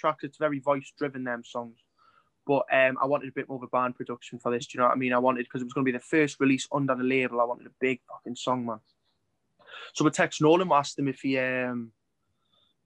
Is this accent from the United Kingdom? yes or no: yes; Geordie, North East England, United Kingdom; I'm a Geordie